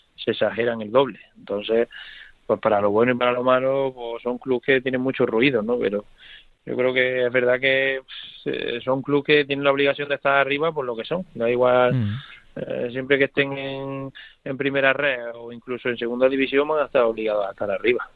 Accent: Córdoba, Andalusia, Spain; moved away; Córdoba es el equipo donde, donde crecí, el equipo de, de mi tierra

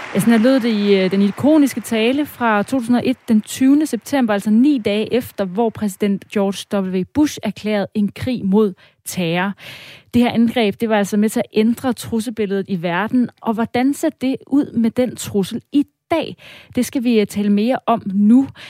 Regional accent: Denmark; os som danskere

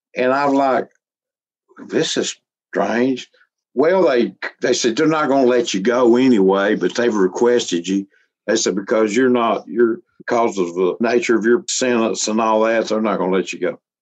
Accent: Alabama, United States; I grew up around Pentecostal holiness, they call it here in Alabama

